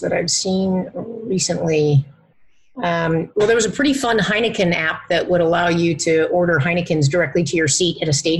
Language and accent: English; Philippines; born there; You know, I think I was born in the Philippines. We lived all over the place.